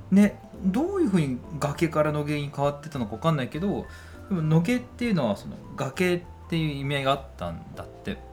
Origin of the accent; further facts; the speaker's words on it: Yokohama, Kanagawa, Japan; moved away; アラサーになって生まれ故郷の横浜に帰ってきた2人